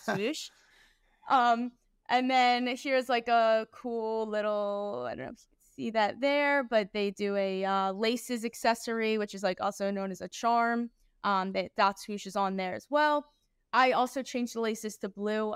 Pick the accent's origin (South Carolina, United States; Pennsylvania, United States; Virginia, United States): Pennsylvania, United States; Philadelphia; I was born and raised in Philadelphia